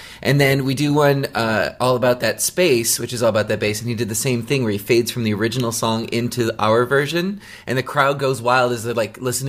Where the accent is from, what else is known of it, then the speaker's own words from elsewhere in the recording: Wisconsin, United States; moved away as an adult; also born or lived in Iowa / Japan; now in Los Angeles, United States; I was originally from Wisconsin, went to school in Iowa by way of Japan